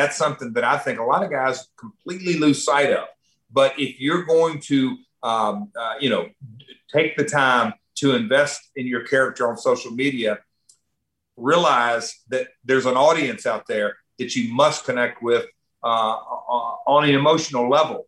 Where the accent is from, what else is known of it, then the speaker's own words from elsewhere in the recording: Nashville, Tennessee, United States; I'm from Nashville, Music City